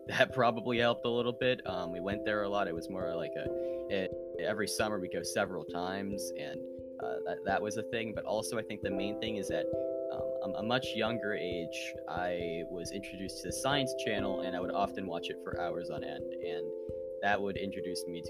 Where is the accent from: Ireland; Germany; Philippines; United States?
United States; Pittsburgh, Pennsylvania; I'm from around the Pittsburgh area in Pennsylvania.